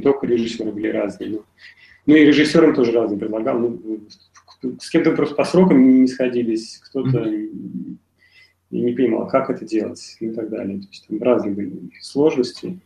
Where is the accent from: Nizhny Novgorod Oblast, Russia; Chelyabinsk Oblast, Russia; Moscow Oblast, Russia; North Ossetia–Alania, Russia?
Nizhny Novgorod Oblast, Russia; Nizhny Novgorod; moved away as an adult; now in Moscow, Russia; Я из Нижнего Новгорода